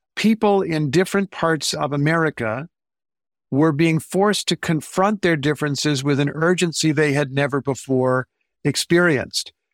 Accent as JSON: {"language": "English", "region": "Indiana", "country": "United States", "tie": "born or raised there", "said": "I grew up in Indiana"}